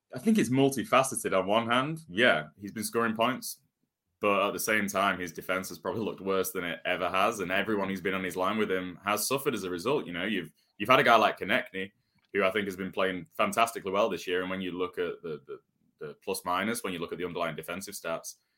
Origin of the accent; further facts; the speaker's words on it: Manchester, North West England, United Kingdom; growing up in Manchester, we have, we had a hockey, hockey arena